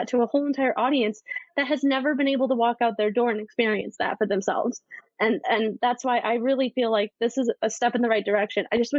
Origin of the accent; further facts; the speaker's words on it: Midwest, United States; I grew up in the Midwest. I grew up in a town where there was 5,000 people.